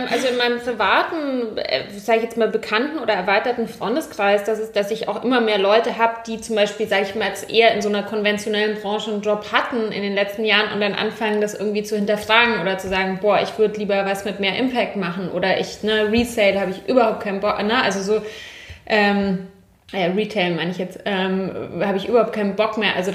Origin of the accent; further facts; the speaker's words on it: Munich, Bavaria, Germany; ich bin ja in München aufgewachsen